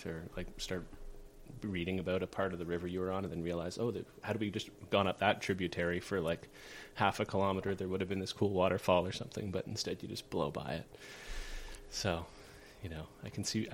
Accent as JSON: {"language": "English", "country": "Canada", "tie": "born or raised there", "also_born_or_lived": "New Brunswick / Nova Scotia", "said": "I grew up in New Brunswick and Nova Scotia."}